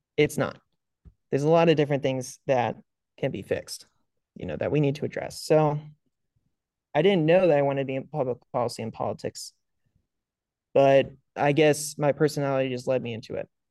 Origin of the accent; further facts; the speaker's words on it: Northern Virginia, United States; I grew up in Northern Virginia.